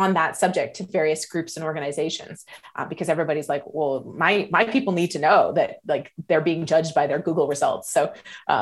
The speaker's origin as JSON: {"language": "English", "country": "Canada", "moved": "as an adult", "lives_now": "Las Vegas, United States", "said": "I'm a Canadian living in Las Vegas right now"}